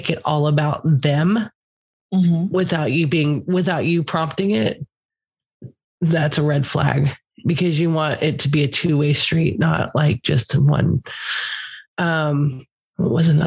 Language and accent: English; Texas, United States; I'm from Texas